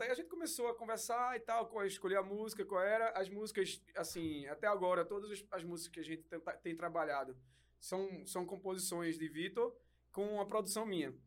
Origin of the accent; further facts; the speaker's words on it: Recife, Pernambuco, Brazil; a gente é de Recife